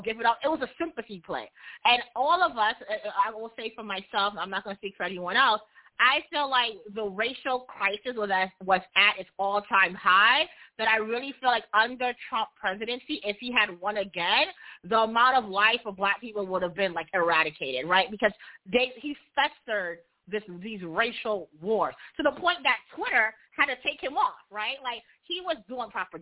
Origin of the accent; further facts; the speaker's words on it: New York, United States; I'm from New York.